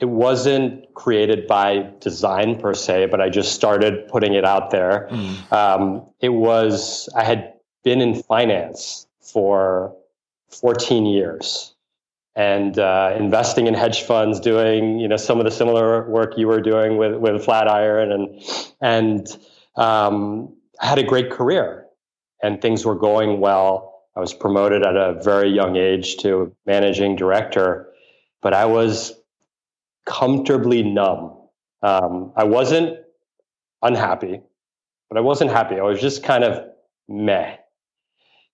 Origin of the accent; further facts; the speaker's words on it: New York City, New York, United States; I grew up in New York City